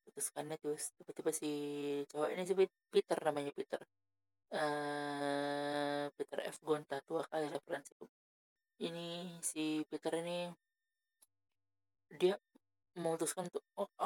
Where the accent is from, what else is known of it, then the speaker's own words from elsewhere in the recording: Medan, North Sumatra, Indonesia; nggak percaya nanti orang aku orang Medan orang Medan nggak bisa bahasa Inggris